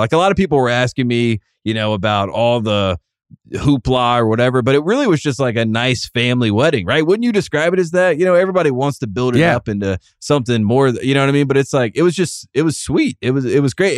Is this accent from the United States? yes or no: yes; the South, United States; I'm from the South